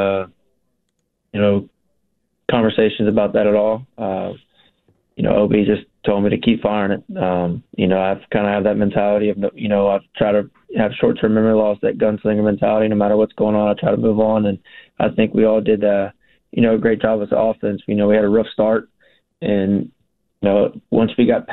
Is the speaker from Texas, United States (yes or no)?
yes; Texas, United States; We're both from Texas